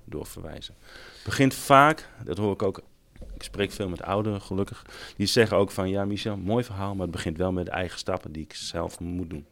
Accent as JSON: {"language": "Dutch", "region": "Friesland", "country": "Netherlands", "said": "als Friesen zeggen we"}